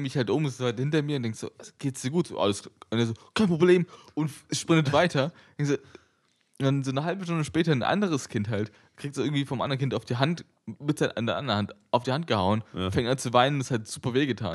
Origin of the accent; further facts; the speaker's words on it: Berlin, Germany; ich bin ja in Berlin geboren